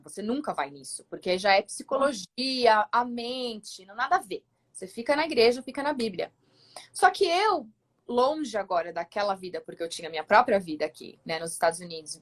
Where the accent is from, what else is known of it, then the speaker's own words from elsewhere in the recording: São Paulo, Brazil; moved away as an adult; now in Colorado, United States; eu sou de São Paulo, acho que pelo sotaque de certo, que já vão saber